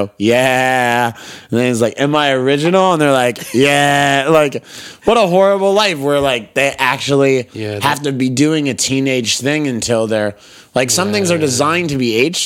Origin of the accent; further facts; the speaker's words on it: United States; This is my hometown. These are my streets